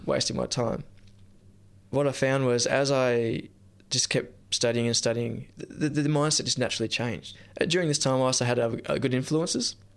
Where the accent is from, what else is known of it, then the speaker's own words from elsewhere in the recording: near Nimbin, New South Wales, Australia; I grew up near Nimbin